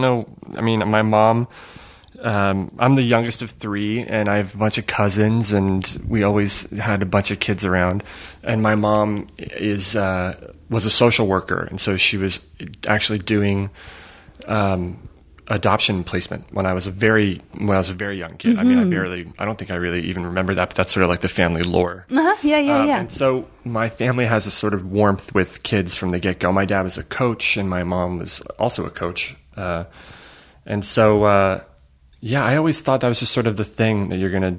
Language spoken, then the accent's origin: English; Larchmont, New York, United States; moved away; I grew up in a town called Larchmont, which is a smaller town inside of a big town called Mamaroneck